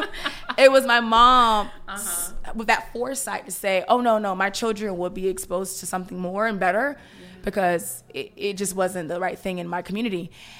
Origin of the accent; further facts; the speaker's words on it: Opa-locka, Florida, United States; We grew up in Opa-locka, and. Gotta be.